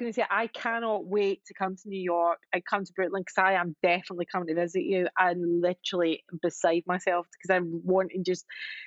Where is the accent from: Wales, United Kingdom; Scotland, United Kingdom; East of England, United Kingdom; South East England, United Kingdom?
Scotland, United Kingdom; Glasgow; moved away; also born or lived in London; when I left Glasgow, I moved to North London.